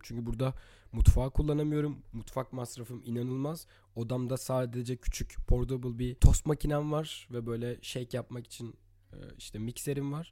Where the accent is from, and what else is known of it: Istanbul, Turkey; born or raised there; moved away as an adult; also born or lived in Latvia